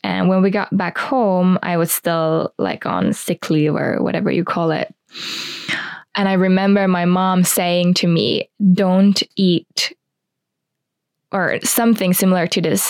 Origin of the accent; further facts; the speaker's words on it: Espoo, Uusimaa, Finland; I grew up in Espoo, which is a town outside of Helsinki